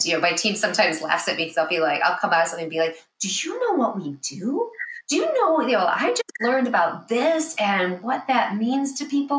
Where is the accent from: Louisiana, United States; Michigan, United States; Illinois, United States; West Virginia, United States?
Illinois, United States; Chicago; I'm born and raised in the Chicago area